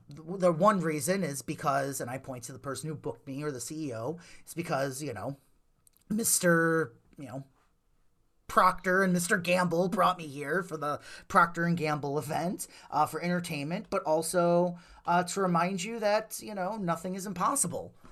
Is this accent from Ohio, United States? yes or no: no; Wonder Lake, Illinois, United States; we grew up down in Wonder Lake